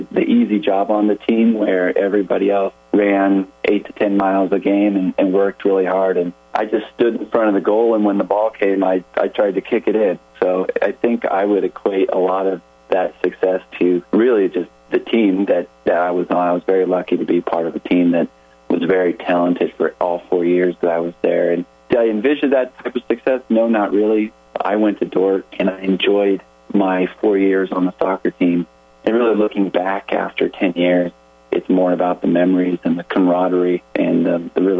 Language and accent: English; Thornton, Colorado, United States; I grew up in a town called Thornton, Colorado, and about 10 miles north of downtown Denver